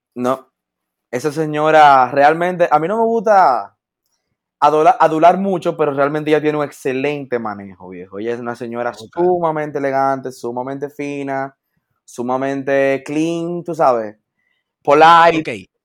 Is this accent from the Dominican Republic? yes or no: yes; Dominican Republic; yo soy dominicano